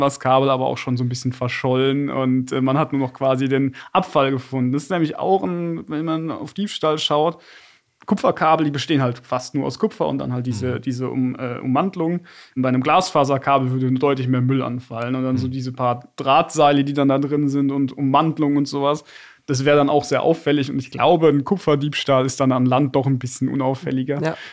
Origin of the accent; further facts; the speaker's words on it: Bad Dürkheim, Rhineland-Palatinate, Germany; now in Frankfurt, Germany; Bad Dürkheim, meine Heimatstadt